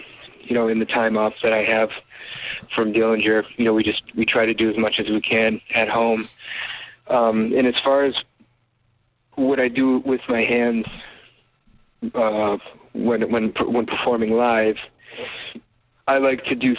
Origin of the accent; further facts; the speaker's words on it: Detroit, Michigan, United States; we're all friends from Detroit.